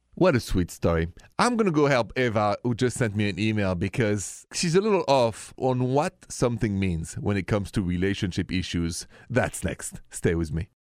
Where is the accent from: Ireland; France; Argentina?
France; accent: French; English is a second language; moved away; The accent is French